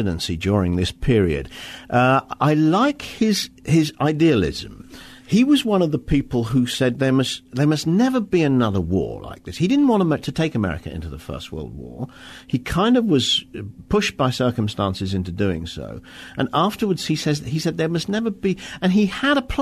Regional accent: Wales, United Kingdom; I come from Wales

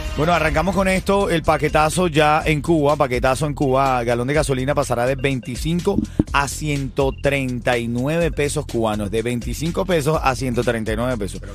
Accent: Venezuela; soy venezolano

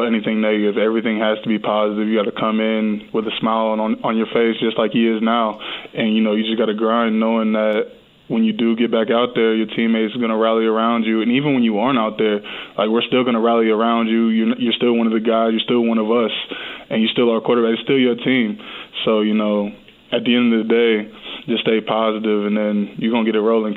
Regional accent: Ohio, United States; I'm from Ohio, so, you know, I'm used to the cold weather.

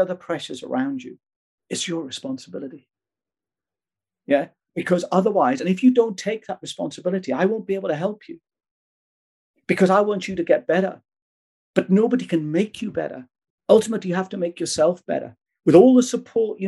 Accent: Wales, United Kingdom; I'm Welsh by birth.

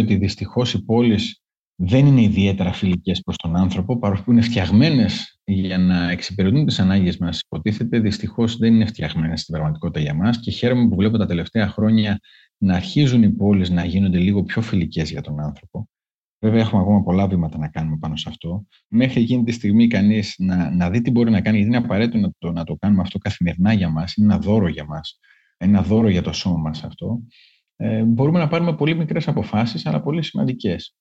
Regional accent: Greece; ως Έλληνες

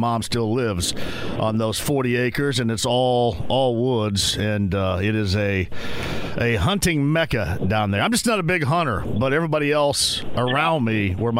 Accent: Greene County, Indiana, United States; I come from Greene County, 40 acres.

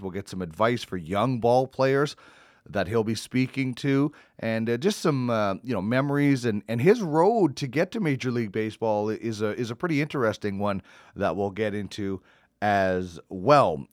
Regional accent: Manitoba, Canada; I'm from Manitoba.

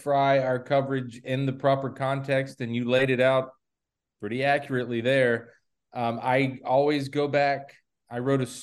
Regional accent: the South, United States; I grew up in the South

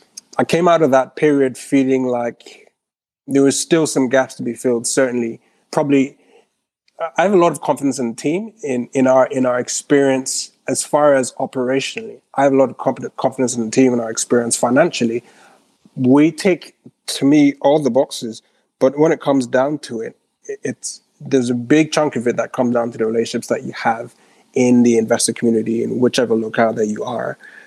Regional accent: Ghana; also born or lived in Switzerland; So I grew up in Ghana, as I mentioned. Lived there. Well, actually spent a bunch of my childhood in Switzerland. My mom moved when I was 14.

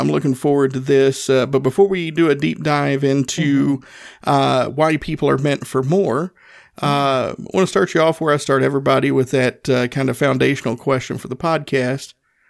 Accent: Tennessee, United States; I grew up in Northeast Tennessee, dirt floor poor.

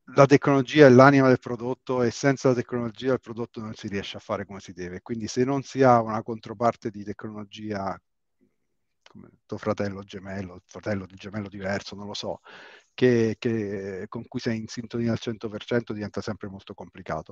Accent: Rome, Lazio, Italy; io sono di Roma

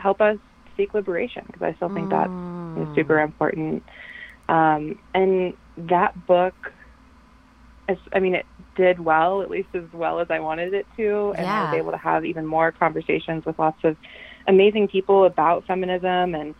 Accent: North Carolina, United States; moved away as an adult; now in Chicago, United States; I grew up in North Carolina in a relatively small town, county, and then I went to college there. Moved to Chicago almost 6 years ago now

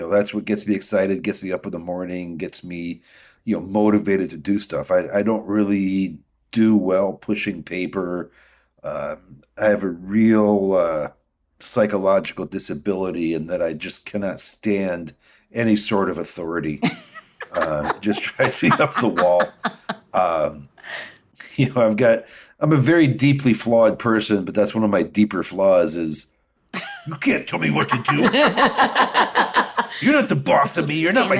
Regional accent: Midwest, United States; I'm a Midwesterner.

